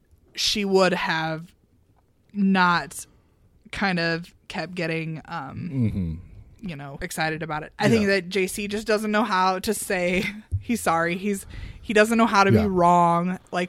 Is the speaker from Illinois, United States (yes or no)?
yes; Illinois, United States; Yeah, I mean, we're from Central Illinois.